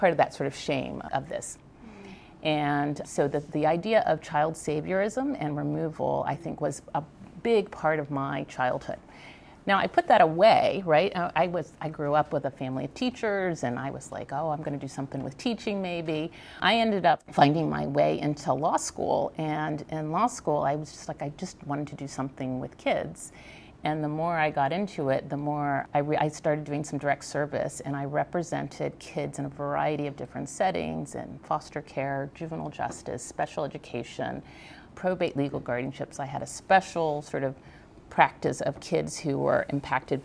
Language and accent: English; Virginia, United States; I grew up in Virginia.